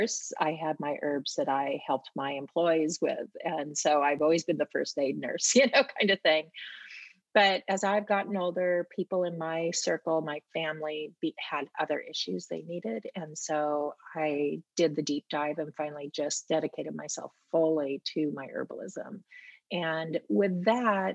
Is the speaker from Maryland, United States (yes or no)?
no; Portland, Oregon, United States; also born or lived in Mount Hood; I grew up in Portland